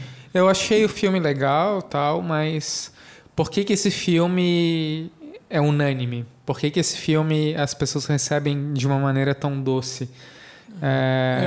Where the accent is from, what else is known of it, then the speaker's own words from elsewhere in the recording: Brazil; a gente é brasileiro